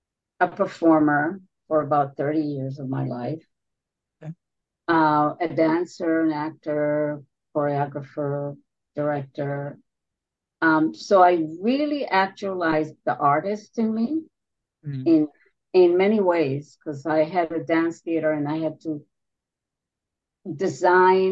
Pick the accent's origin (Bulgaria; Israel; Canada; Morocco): Israel; moved away as an adult; also born or lived in New York City; I was born and raised in Israel, and there I worked on big stages